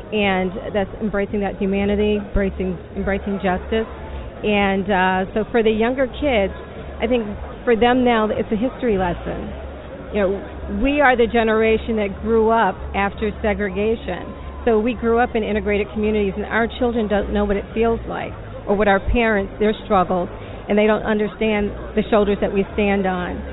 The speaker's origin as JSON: {"language": "English", "town": "Washington", "region": "District of Columbia", "country": "United States", "tie": "born or raised there", "said": "I grew up in Washington, D.C."}